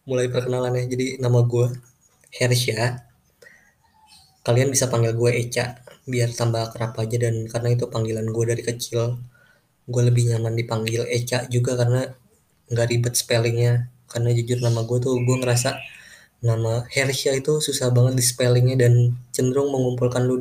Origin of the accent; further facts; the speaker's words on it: Jakarta, Indonesia; born there; jadi gue ini lahir di Jakarta dan gue lahir di keluarga yang gimana ya sederhana sih